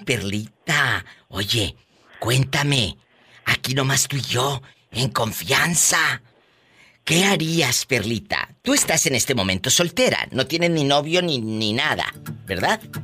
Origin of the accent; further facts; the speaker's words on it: Matamoros, Tamaulipas, Mexico; moved away; allá en mi tierra, en Matamoros